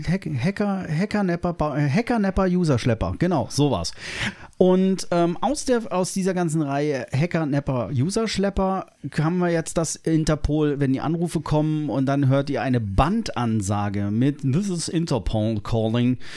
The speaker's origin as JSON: {"language": "German", "country": "Germany", "said": "wir uns als äh, Deutsche"}